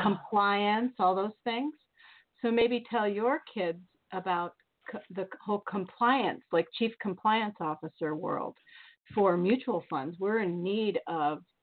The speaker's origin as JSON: {"language": "English", "town": "Bettendorf", "region": "Iowa", "country": "United States", "tie": "born or raised there", "said": "I'm from the Quad Cities, a couple hours away from Chicago"}